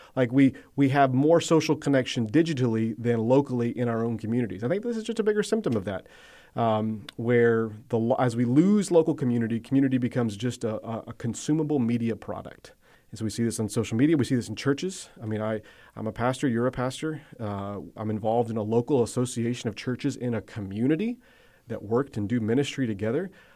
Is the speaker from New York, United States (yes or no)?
no; Athens, Georgia, United States; I grew up around Athens, Georgia